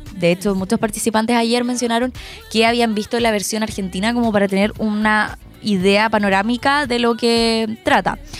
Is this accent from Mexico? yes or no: no; Chile; los chilenos hacemos eso a veces